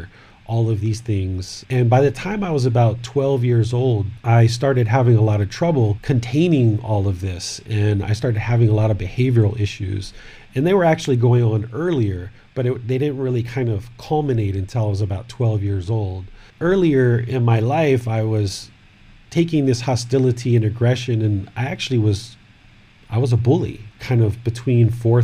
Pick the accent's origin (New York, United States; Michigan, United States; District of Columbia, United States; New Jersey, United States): District of Columbia, United States; Washington; moved away as an adult; also born or lived in Maryland; now in Chiang Mai, Thailand; I was born in 1974 in Washington, D.C.